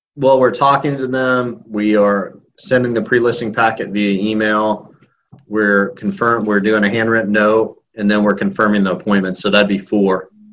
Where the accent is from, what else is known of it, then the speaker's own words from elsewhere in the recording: Illinois, United States; moved away as an adult; now in Tampa, United States; I grew up in Illinois, moved to Florida in 2001, knowing two people